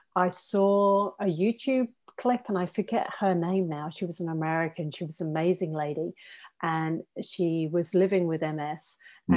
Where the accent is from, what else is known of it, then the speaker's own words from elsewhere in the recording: England, United Kingdom; I'm English